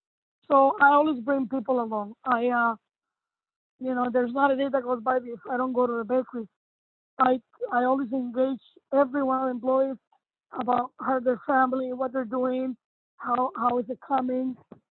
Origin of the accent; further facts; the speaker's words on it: Cuba; moved away; And when we came here from Cuba, we had so many friends and family that took care of us.